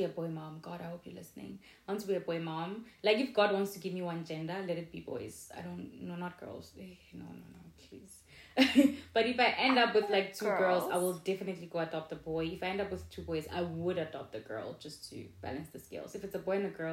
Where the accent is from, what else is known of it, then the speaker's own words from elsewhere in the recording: South Africa; We're South African.